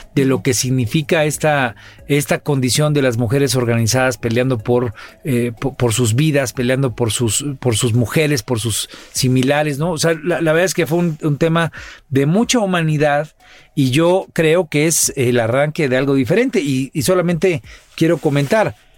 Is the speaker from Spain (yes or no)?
no; Tecpan de Galeana, Guerrero, Mexico; En mi pueblo, ahí en Tecpan de Galeana